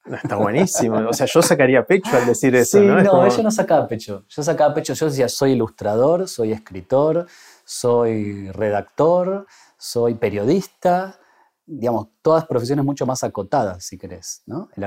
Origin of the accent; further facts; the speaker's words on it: Bariloche, Río Negro, Argentina; also born or lived in Buenos Aires; yo me fui en la clásica este, migración que hacíamos los jóvenes de 18 años cuando cumplíamos esa edad y queríamos estudiar una carrera universitaria. Casi, casi todos mis amigos y toda la, diría que esa franja etaria de los barilochenses